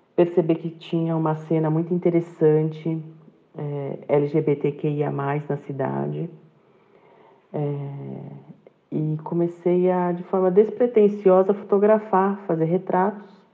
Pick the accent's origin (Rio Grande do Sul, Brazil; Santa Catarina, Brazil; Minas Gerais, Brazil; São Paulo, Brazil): São Paulo, Brazil; moved away as an adult; now in Cabreúva, Brazil; eu sou de São Paulo e eu me mudei para a cidade de Cabreúva em 2014